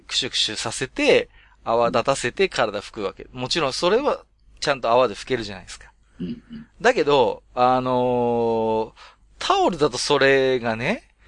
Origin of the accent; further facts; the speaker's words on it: Tohoku, Japan; 私も東北の人間なんで